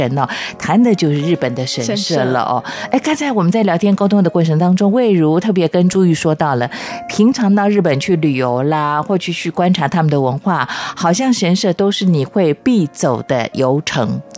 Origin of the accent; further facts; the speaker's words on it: Chiayi, Chiayi City, Taiwan; 连我的老家嘉义的嘉义公园也看得到这个痕迹啊